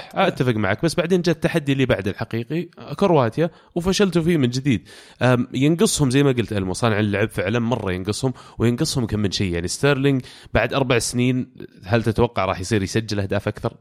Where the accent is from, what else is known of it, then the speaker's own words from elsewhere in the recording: Saudi Arabia; انا كسعودي